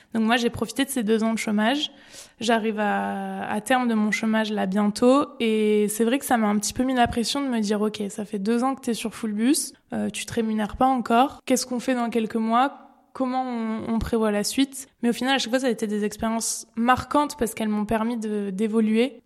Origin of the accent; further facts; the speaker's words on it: Périgueux, Nouvelle-Aquitaine, France; now in Bordeaux, France; Je suis originaire de Périgueux et je vis actuellement à Bordeaux